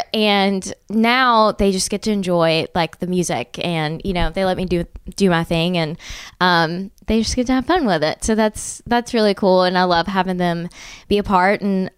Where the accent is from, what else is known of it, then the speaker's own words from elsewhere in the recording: Birmingham, Alabama, United States; now in Nashville, United States; I think we're from Birmingham and I love Birmingham, but like at the time it was a little boring